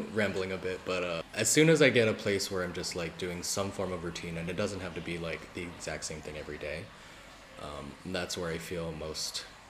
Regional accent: United States; I'm Asian American, by the way.

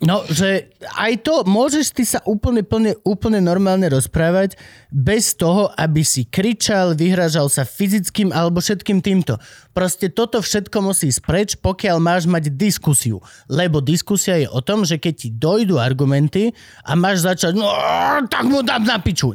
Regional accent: Slovakia; my sme Slováci

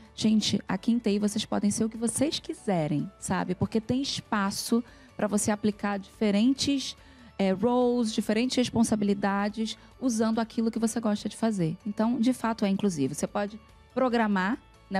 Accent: Rio de Janeiro, Brazil; now in São Paulo, Brazil; eu fui nascida e criada no Rio de Janeiro, numa comunidade chamada Vila Vintém, que é em Padre Miguel

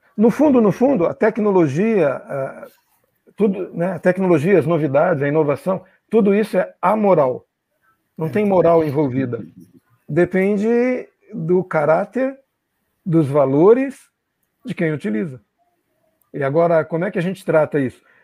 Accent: Brazil; moved away; como brasileiro, pessoa que já vive aqui há 50 e tantos anos e viveu fora do Brasil também muito tempo

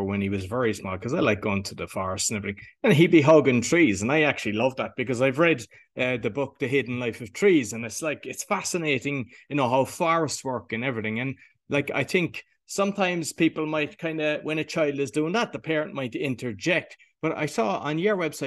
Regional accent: Ireland; being Irish

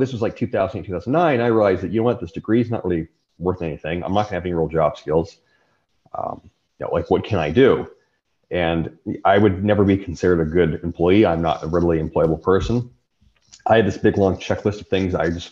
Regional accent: Riverside County, California, United States; the county I grew up in California, Riverside County

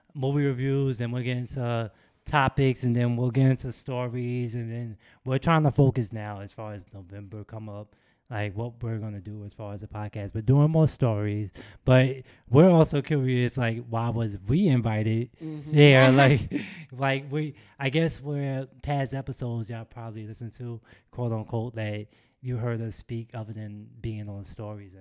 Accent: New York City, New York, United States; we come from Queens

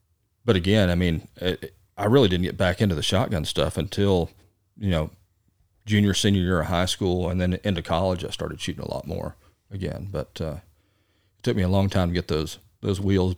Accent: Midland, Texas, United States; also born or lived in Odessa, Texas; I grew up in Midland, Odessa

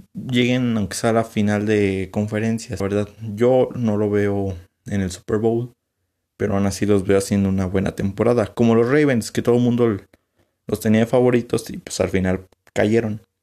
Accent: San Luis Potosí, Mexico; yo como soy de aquí de San Luis

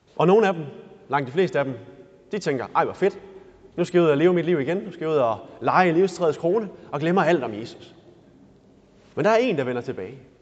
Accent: Denmark; vi er danskere

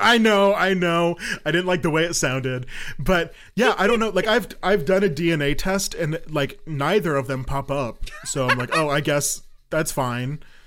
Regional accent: Colorado, United States; moved away as an adult; now in Kansas, United States; I'm from Colorado.

